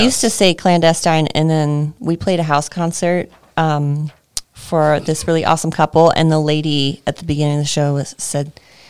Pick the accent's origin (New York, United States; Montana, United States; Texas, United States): Texas, United States; moved away as an adult; now in Longmont, United States; I grew up in a really small town in Texas and went to college for music business and voice. So there's a commercial music program in West Texas. And, spent a few years there.